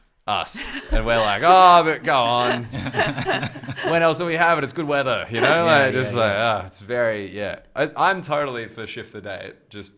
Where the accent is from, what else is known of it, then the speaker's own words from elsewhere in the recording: Australia; Because I was raised Catholic in Australia.